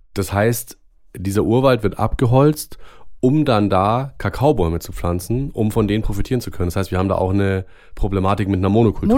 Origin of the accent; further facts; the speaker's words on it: Germany; bei uns in Deutschland